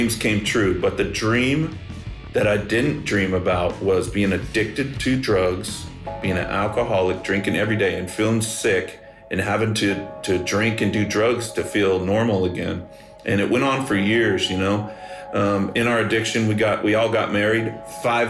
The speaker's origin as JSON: {"language": "English", "town": "Bakersfield", "region": "California", "country": "United States", "tie": "born or raised there", "also_born_or_lived": "Los Angeles", "said": "I grew up in Bakersfield, California, home of … and hee-haw country music"}